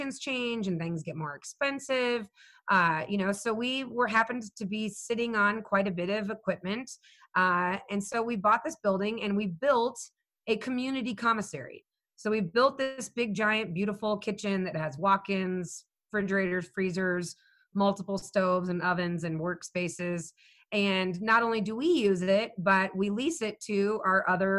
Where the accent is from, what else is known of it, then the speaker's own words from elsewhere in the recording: Phoenix, Arizona, United States; now in Wyoming, United States; I grew up in Phoenix.